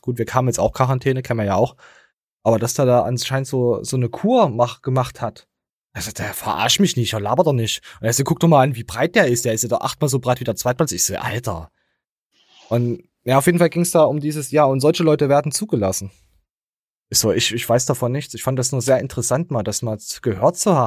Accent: Germany; als De Deutscher bist du halt meistens immer der Dumme

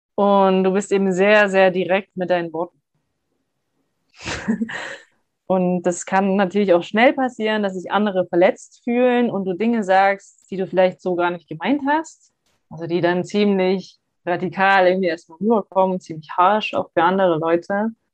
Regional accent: Hamburg, Germany; moved away; wir kommen ja beide aus Hamburg

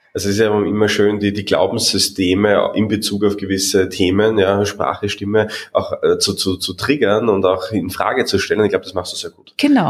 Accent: Austria; ich als Österreicher

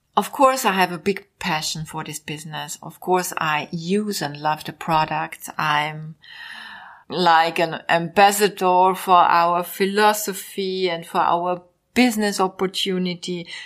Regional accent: Vienna, Austria; English is a second language; also born or lived in Mallorca, Spain; I was born 1961 in Vienna

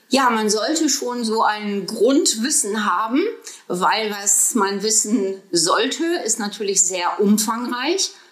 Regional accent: North Rhine-Westphalia, Germany; born there; Nein, ich bin keine Bremerhavenerin sondern ich bin im Ruhrgebiet geboren.

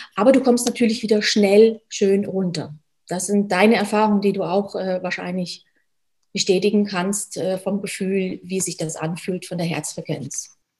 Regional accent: Germany; moved away as an adult; now in Switzerland; Ich komme gebürtig aus Deutschland, wie man hört. Bin jetzt seit über zehn Jahren schon in der Schweiz

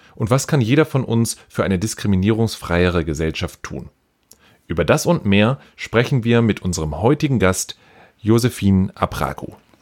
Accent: Tegernsee, Bavaria, Germany; aus Tegernsee. Ich bin gebürtiger Deutscher

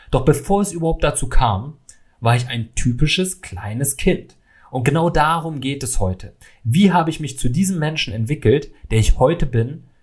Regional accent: Salzgitter, Lower Saxony, Germany; Ich bin 1993 in Salzgitter aufgewachsen, ja, einer kleinen Stadt in Niedersachsen

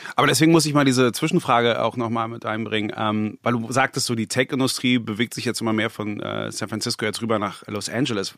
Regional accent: Berlin, Germany; ich bin ja gebürtiger Berliner, ich habe die Entwicklung hier mitbekommen

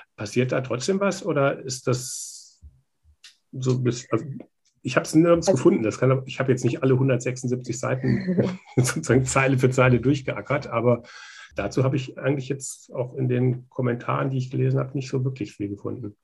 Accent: North Hesse, Germany; ich bin selber in Nordhessen im ländlichen Raum groß geworden

